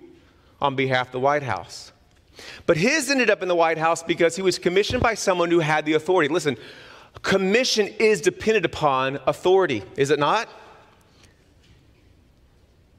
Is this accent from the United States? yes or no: yes; Texas, United States; being a Texan